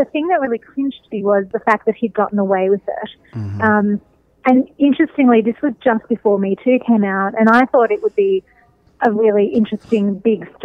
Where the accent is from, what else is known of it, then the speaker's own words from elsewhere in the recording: Melbourne, Victoria, Australia; moved away as an adult; now in United States; I'm from Australia originally, and I think about, I've lived in the States for the last 15 years, but about 20 years ago in Melbourne, my hometown